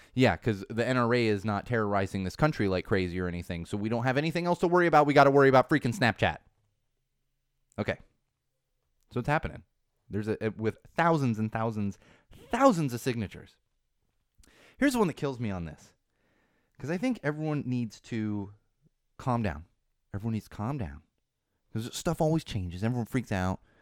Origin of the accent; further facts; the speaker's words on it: Southern California, United States; I grew up in Southern California.